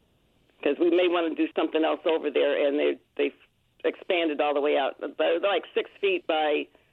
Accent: San Antonio, Texas, United States; moved away; also born or lived in Buffalo, New York; I'm originally from San Antonio

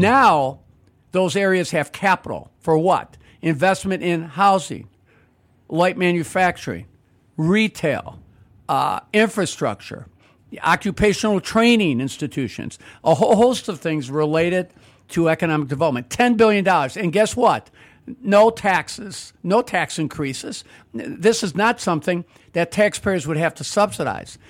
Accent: Chicago, Illinois, United States; I grew up in the Roslyn Pullman area, went to three public schools there

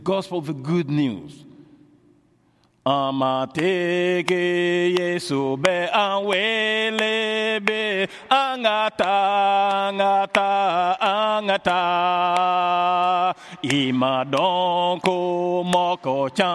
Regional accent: Mali; first language Bambara; English is a second language; moved away as an adult; now in Canada; growing up in Mali, I grew up with radio.

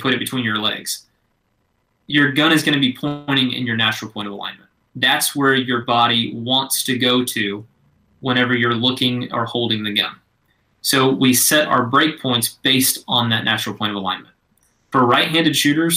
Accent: Georgia, United States; moved away as an adult; now in Fort Worth, United States; growing up in Georgia, we were quail hunters

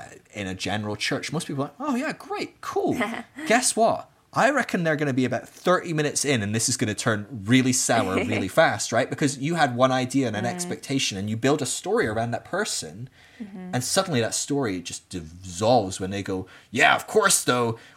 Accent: Scotland, United Kingdom; moved away; being Scottish is the same part of who I am and I'm not living in Scotland anymore

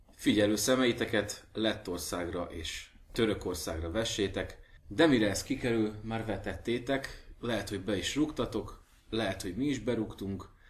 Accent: Somogy, Hungary; moved away; én vidéki vagyok, mint egy gémes kút, és éppen annak a csapatnak szurkoltam mindig, akik az én hometownom melletti kis falvakba játszottak, úgyhogy, úgyhogy hajrá Somogy

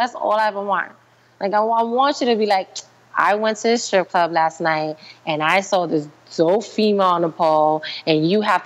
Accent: New York, United States; I'm a New Yorker

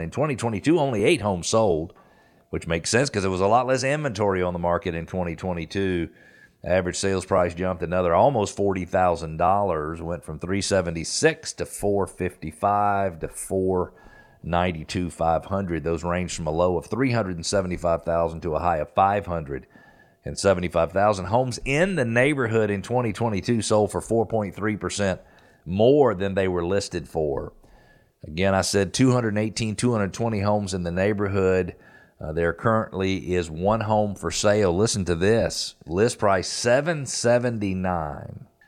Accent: Peachtree Corners, Georgia, United States; in Peachtree Corners, which is in my old stomping ground. That is where I grew up in Metro Atlanta.

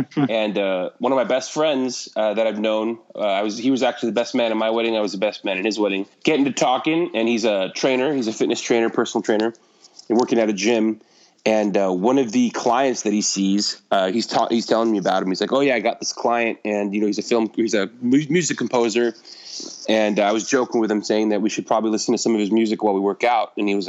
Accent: California, United States; I grew up in California

